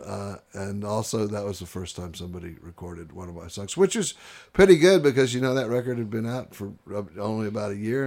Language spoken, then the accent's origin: English; Houston, Texas, United States; moved away as an adult; I grew up in Houston, Texas